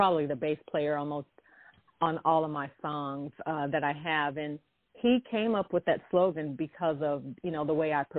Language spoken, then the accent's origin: English; Kansas City, United States; I'm originally from Kansas City and grew up in the church with gospel music and also classical.